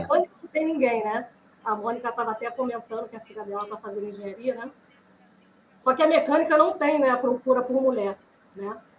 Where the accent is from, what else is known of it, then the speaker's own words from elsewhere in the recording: Rio de Janeiro, Brazil; eu sou do Rio de Janeiro